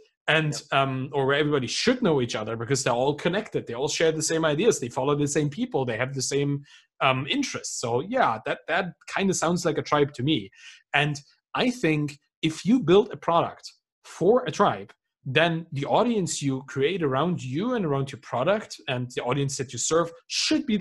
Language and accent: English; Germany; I come from Germany. Like, we have 40,000 different beers in this country.